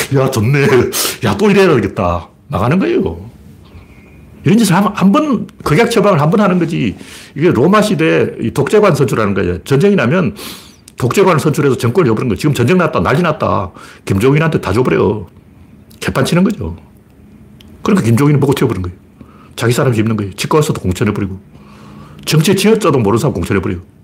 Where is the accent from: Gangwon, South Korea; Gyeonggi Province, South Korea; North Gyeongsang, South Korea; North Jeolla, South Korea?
North Gyeongsang, South Korea; Gyeongju; 나처럼 경주 출신을